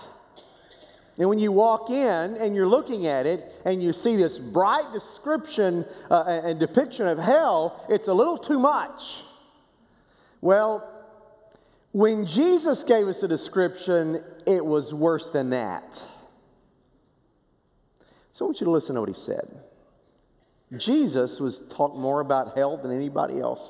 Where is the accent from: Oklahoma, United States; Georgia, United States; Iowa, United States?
Oklahoma, United States; Boswell; First Baptist Church of Boswell, Oklahoma, small town